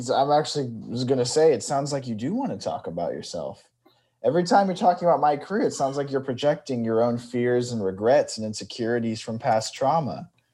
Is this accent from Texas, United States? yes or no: no; Bakersfield, California, United States; moved away; I'm from Bakersfield, California